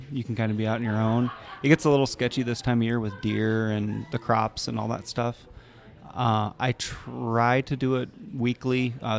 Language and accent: English; Parkersburg, Iowa, United States; now in Cedar Rapids, United States; Originally from Parkersburg, Iowa.